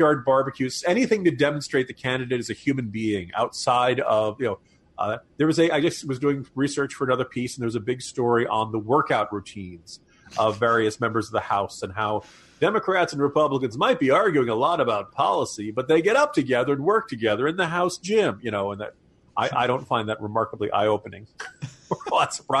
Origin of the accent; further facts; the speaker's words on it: Virginia, United States; my home state